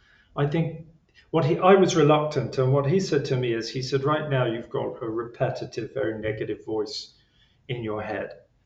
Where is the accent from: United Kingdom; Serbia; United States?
United Kingdom; England; Being English, I was, you know, probably downplayed it.